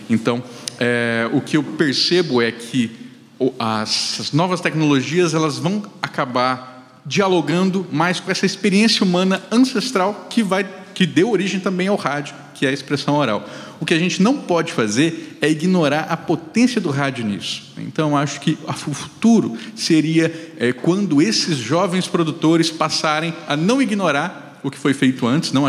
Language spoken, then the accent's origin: Portuguese; Mato Grosso do Sul, Brazil; also born or lived in Rio Grande do Sul; Mas olha que o sotaque é uma loucura, porque eu sou sul-mato-grossense.